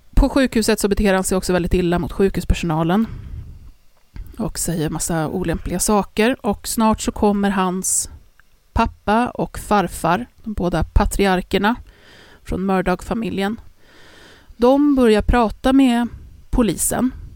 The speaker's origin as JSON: {"language": "Swedish", "town": "Stockholm", "region": "Stockholm County", "country": "Sweden", "said": "Vi är från Stockholm"}